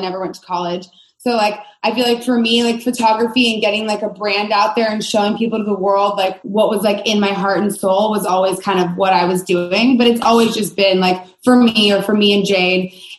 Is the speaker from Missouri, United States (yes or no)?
no; Southern Oregon, United States; I grew up in Southern Oregon